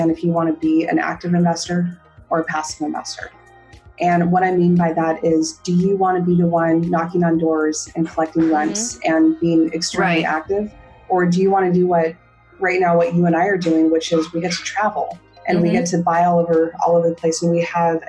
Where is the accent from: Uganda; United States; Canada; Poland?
United States; Southern California; I grew up in Southern California